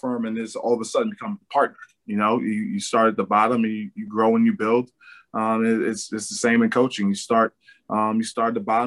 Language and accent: English; New York City, New York, United States; moved away; come back to my hometown, New York City